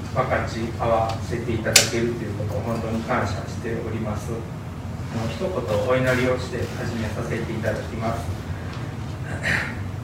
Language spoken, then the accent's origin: Japanese; Fukuchiyama, Kyoto, Japan; moved away as an adult; also born or lived in Ishinomaki, Miyagi; now in Hamura, Japan; 出身は京都府の福知山市ってところなんですけど